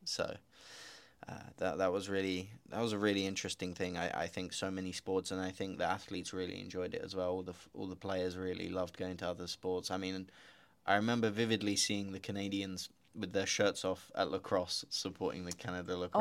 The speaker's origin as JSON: {"language": "English", "country": "United Kingdom", "also_born_or_lived": "Slovakia", "moved": "yes", "said": "I'm British, as you may hear, but also half Slovak"}